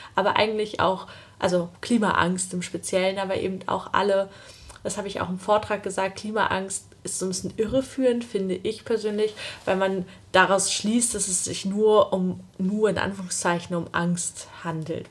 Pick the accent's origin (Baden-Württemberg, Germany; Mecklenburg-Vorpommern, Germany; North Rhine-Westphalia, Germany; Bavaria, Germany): Mecklenburg-Vorpommern, Germany; Usedom; also born or lived in Greifswald; ich bin halt auf Usedom aufgewachsen